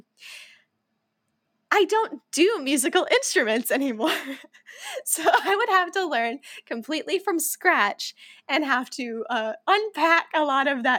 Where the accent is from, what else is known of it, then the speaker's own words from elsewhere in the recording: United States; we're Americans from the United States